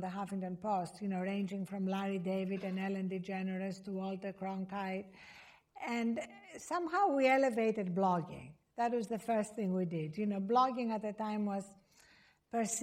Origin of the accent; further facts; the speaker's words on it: Greece; I was born in Greece